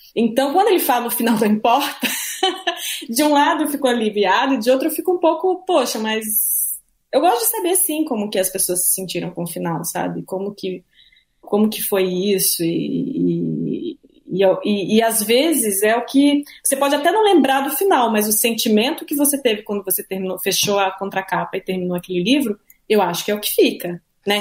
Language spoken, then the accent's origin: Portuguese; Santa Catarina, Brazil; moved away; also born or lived in Rio de Janeiro; Eu morava no Rio há um ano, cresci em Santa Catarina, uma cidade pequena